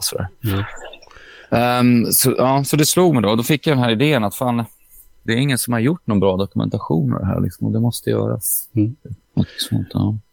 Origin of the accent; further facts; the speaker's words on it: Åtvidaberg, Östergötland, Sweden; jag är från Åtvidaberg